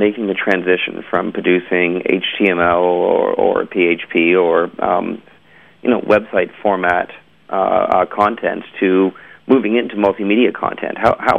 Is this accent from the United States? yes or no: no; Canada; We're from Canada, the land of, like, donut shops.